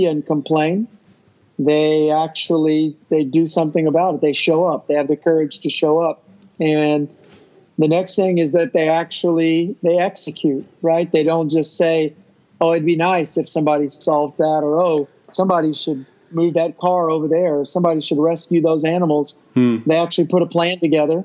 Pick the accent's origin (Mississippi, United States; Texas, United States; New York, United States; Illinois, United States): Texas, United States; my home state of Texas